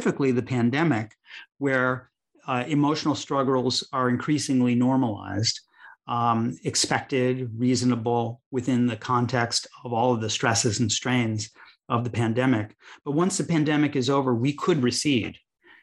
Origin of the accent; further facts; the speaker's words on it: Chicago, Illinois, United States; where I grew up in Chicago, Illinois